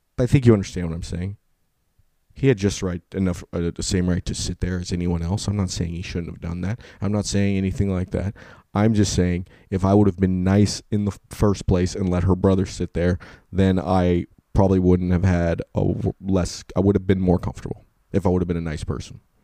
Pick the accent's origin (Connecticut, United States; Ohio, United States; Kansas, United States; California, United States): California, United States; I'm from California